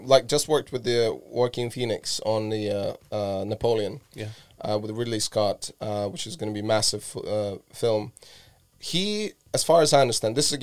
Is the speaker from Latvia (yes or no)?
yes; Latvia; I grew up in Latvia, and Latvia used to be in Soviet Union as a country. So I was about 6 years old when Soviet Union collapsed